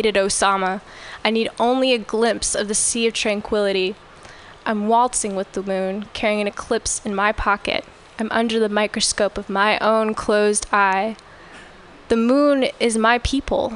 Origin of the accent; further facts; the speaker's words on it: Orange County, Southern California, United States; moved away as an adult; now in San Francisco, United States; I grew up in Orange County in Southern California, and I moved here 7 years ago